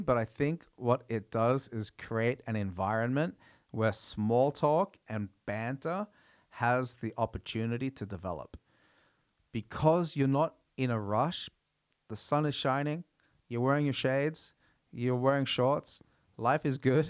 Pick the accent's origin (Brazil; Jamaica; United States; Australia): Australia; also born or lived in New Zealand; I grew up in Australia.